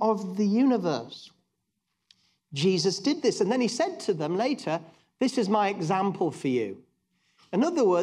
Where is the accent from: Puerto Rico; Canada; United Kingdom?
United Kingdom; England; being very English at heart